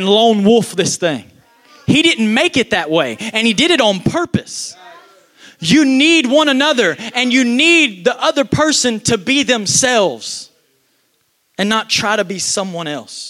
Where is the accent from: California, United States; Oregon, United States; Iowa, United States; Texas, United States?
Texas, United States; I'm from Texas